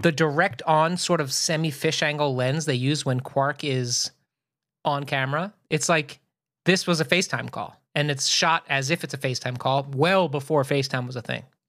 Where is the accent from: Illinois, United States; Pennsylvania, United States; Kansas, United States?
Pennsylvania, United States; Philadelphia; born or raised there